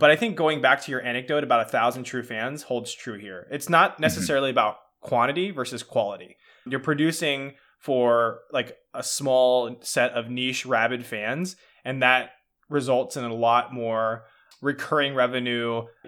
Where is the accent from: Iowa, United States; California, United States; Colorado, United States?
California, United States; I grew up in Marin County, which is a pretty affluent area.